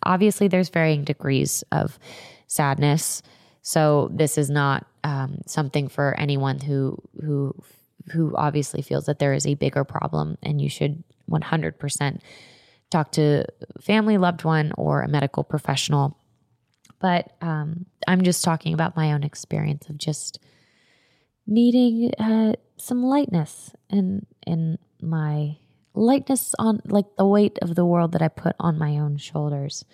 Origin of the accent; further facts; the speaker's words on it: Florida, United States; I am from Florida. I grew up going to Gatorland